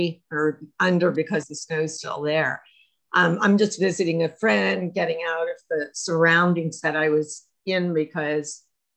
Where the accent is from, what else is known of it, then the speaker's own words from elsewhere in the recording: Harrisburg, Pennsylvania, United States; moved away as an adult; also born or lived in Tucson, Arizona; I was born in Harrisburg, Pennsylvania. Was through the Three Mile Island situation and left Harrisburg, Pennsylvania because